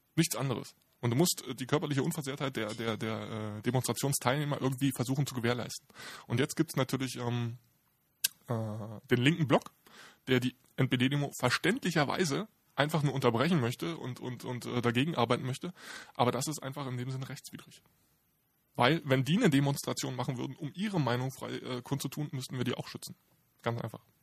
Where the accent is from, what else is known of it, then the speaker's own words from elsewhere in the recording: Berlin, Germany; Ich bin äh, typischer Berliner